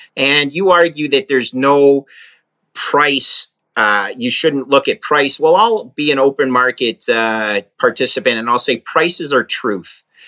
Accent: Canada; I'm a Canadian, but I'm in Maine right now.

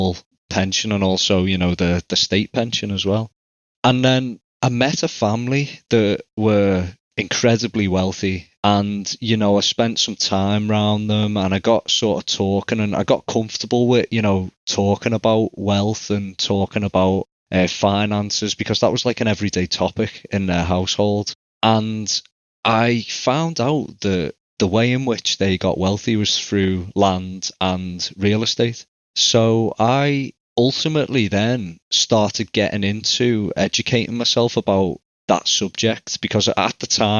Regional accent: England, United Kingdom; I'm from England.

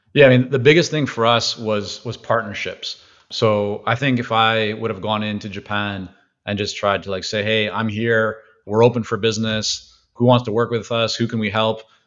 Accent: Vancouver, British Columbia, Canada; also born or lived in Toronto / Israel; growing up in Vancouver, very heavy Asian influence

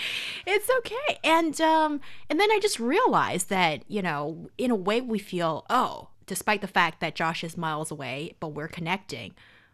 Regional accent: China; English is a second language; I'm Chinese, I don't love it.

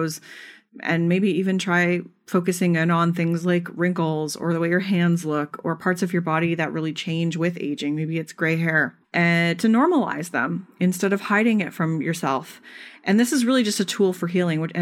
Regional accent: Canada; I'm Canadian

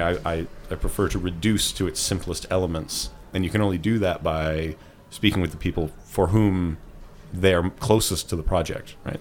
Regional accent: Ottawa, Ontario, Canada; I'm from Ottawa, which is the smaller of the Canadian cities people may have heard about

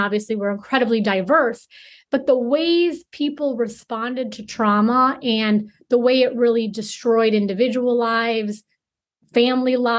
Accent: Chicago, Illinois, United States; I'm from Chicago, Illinois

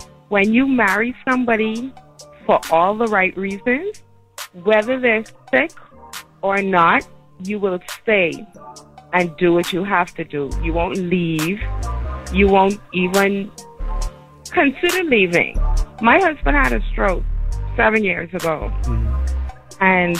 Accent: Nassau, New Providence, Bahamas; now in Fort Lauderdale, United States; I'm from Nassau, Bahamas.

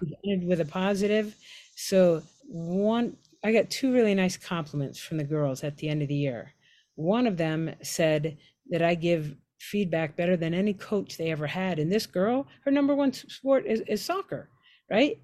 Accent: Pittsburgh, Pennsylvania, United States; moved away as an adult; I'm from Pittsburgh

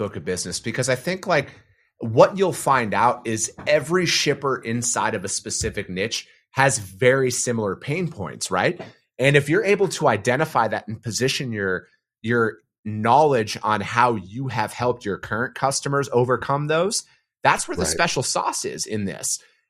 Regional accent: northern Wisconsin, United States; I'm from a typical working class family in northern Wisconsin. You know, my dad, I come from a family of truck drivers

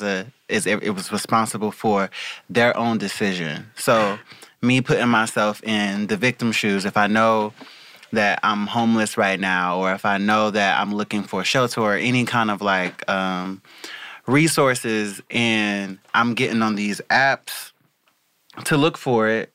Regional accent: the South, United States; now in Los Angeles, United States; I'm from the South

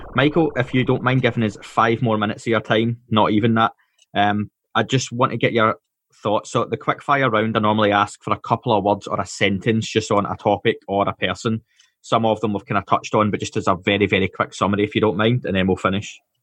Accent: Scotland, United Kingdom; I'm Scottish.

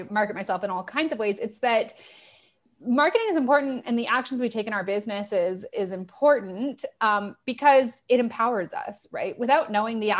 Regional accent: Toronto, Ontario, Canada; moved away as an adult; also born or lived in Australia; I'm from Toronto

